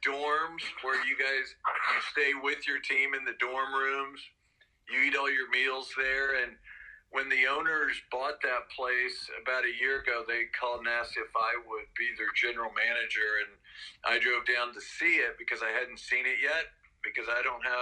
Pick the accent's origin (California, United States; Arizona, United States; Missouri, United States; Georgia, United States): Missouri, United States; since I was from Missouri, I built this place called Sports World.